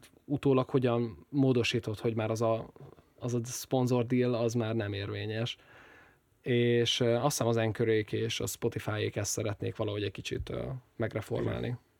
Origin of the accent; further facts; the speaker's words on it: Hungary; magyarként megvan az a hátrányom